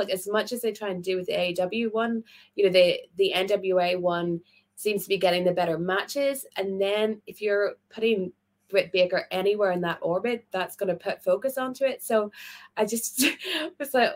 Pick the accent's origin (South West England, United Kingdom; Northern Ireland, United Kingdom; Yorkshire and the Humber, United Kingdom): Northern Ireland, United Kingdom; Belfast; I'm from Belfast